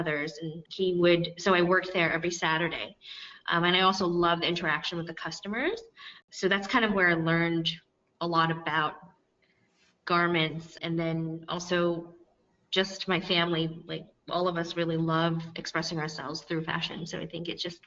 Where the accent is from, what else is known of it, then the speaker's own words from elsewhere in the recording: New York City, New York, United States; also born or lived in Oakland, California / Western Massachusetts; I grew up in and around New York City.